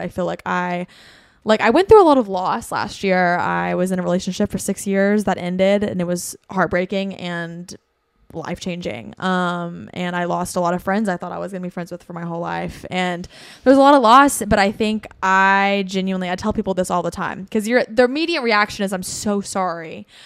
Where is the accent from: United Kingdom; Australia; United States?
United States; Bristol, Tennessee; now in Nashville, United States; I'm from Bristol, Tennessee, um, which is like four and a half hours from here, furthest northeast Tennessee you can go.